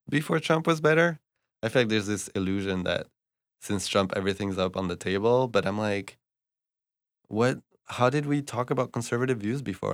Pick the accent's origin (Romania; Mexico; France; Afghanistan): France; Bordeaux, Nouvelle-Aquitaine; moved away as an adult; also born or lived in Montreal, Canada; now in United States; I grew up in France, in Bordeaux